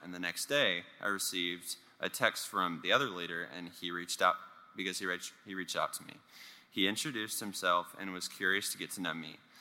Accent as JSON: {"language": "English", "town": "Richardson", "region": "Texas", "country": "United States", "tie": "born or raised there", "also_born_or_lived": "Lake Highlands, Dallas, Texas", "said": "the year that we moved from Lake Highlands to Richardson, and I had to move to public school."}